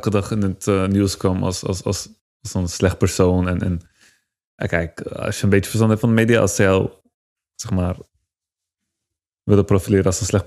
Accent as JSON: {"language": "Dutch", "country": "Turkey", "lives_now": "Netherlands", "said": "Als Turk krijg je sowieso al minder kansen."}